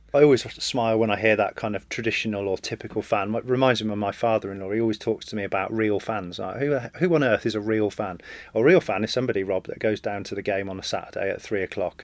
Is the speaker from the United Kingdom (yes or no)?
yes; England, United Kingdom; as an Englishman, born and bred